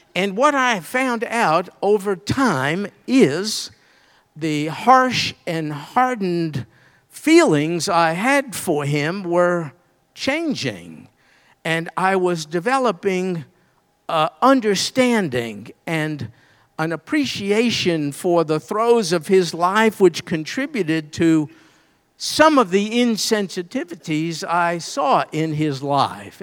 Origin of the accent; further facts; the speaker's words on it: New York, United States; I'm from New York where we have electricity